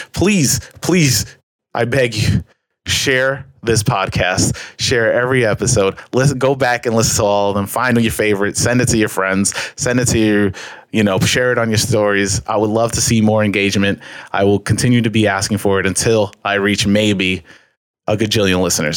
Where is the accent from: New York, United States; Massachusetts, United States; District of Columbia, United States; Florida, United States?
New York, United States; I'm from New York